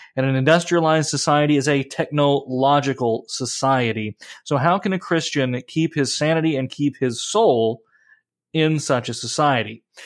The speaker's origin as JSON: {"language": "English", "country": "United States", "said": "I'm an American"}